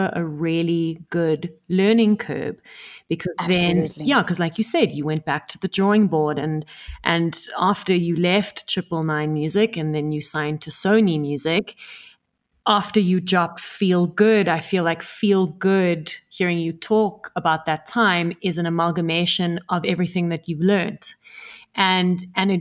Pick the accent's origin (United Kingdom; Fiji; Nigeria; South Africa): South Africa; also born or lived in Italy; I was born in South Africa